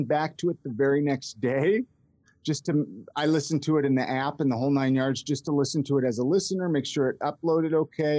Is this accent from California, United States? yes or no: yes; Ventura, California, United States; So I grew up in Ventura, California, and it's just outside.